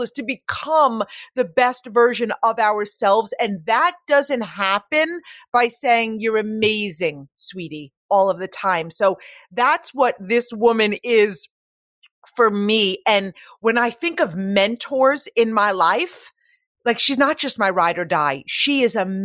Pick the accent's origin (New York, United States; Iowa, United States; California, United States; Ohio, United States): New York, United States; Long Island; I was born on Long Island